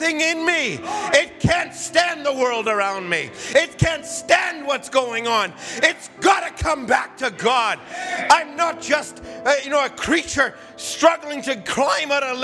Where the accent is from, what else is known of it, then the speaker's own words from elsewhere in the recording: Alberta, Canada; I was from Alberta